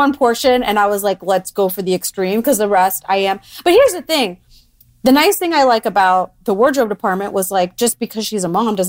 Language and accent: English; Florida, United States; born or raised there